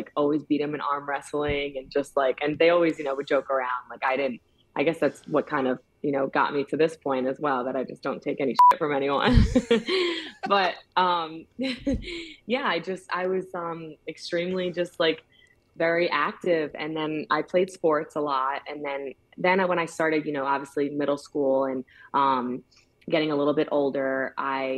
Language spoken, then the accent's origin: English; Yorktown Heights, New York, United States; I grew up in Yorktown Heights. It's in Westchester County, New York